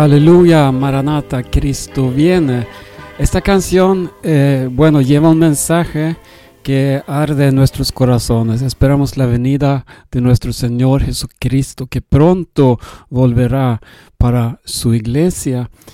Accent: Sweden; Spanish is a second language; yo soy sueco y hablo un poco español

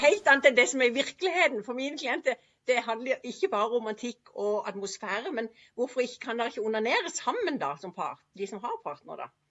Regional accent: Sørlandet, Southern Norway, Norway; jeg er jo fra Sørlandet

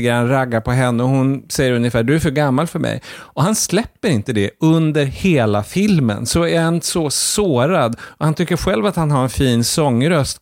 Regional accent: Sweden; Som svensk

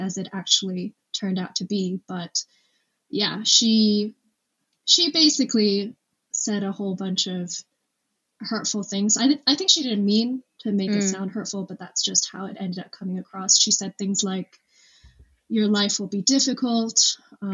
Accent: Hong Kong; moved away as an adult; also born or lived in London, United Kingdom; now in United Kingdom; I was not exposed much to African and Black culture growing up in Hong Kong

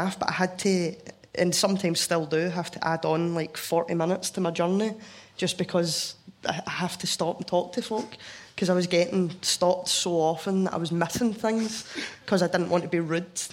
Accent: Scotland, United Kingdom; accent: Scottish; there's loads of words that don't even come to my mind as being Scottish words

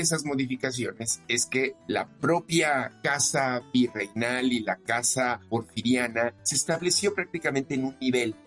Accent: Mexico; los logros que tenemos como mexicanas, como mexicanos

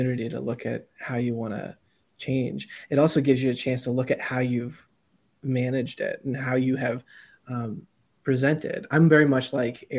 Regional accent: Southern Ohio, United States; I'm from Southern Ohio, right? So my family, very Appalachian

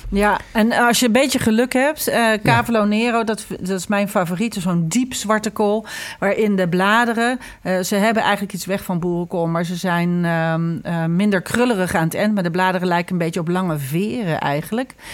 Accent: Ireland; now in Netherlands; ik groeide natuurlijk op in Ierland met Halloween

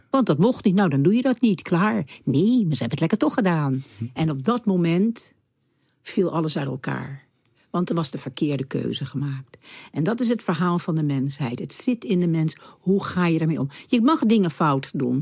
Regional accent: The Hague, South Holland, Netherlands; opgegroeid in Den Haag, waar ik opgegroeid werd.

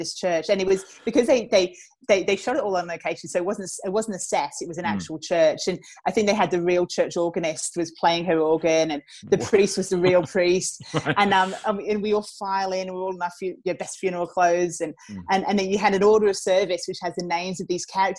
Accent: England, United Kingdom; accent: slight English lilt; moved away as an adult; also born or lived in Geelong, Australia; now in Australia; So I was born in England. Then I lived in Australia for a few years when I was a child. And then I moved back to England with my family for my teenage and university years

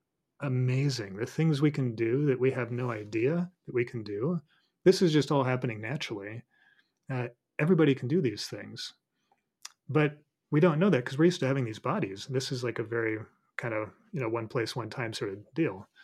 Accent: Colorado, United States; moved away; When I lived in Colorado, you know, I grew up in Colorado, so I was kind of a hick

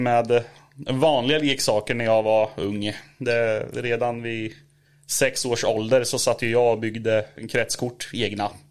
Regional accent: Norrköping, Östergötland, Sweden; jag är, eh, född och uppvuxen i Norrköping

